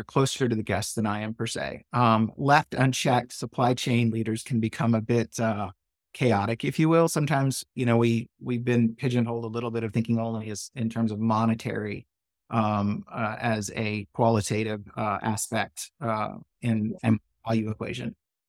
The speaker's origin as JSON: {"language": "English", "town": "Shreveport", "region": "Louisiana", "country": "United States", "tie": "born or raised there", "said": "My brother actually bartended on the border where I grew up in Shreveport. Louisiana."}